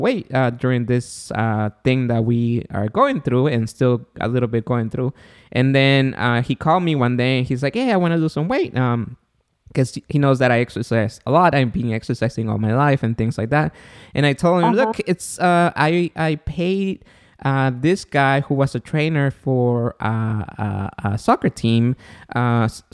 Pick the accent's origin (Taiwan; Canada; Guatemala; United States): Guatemala; moved away; I'm from Guatemala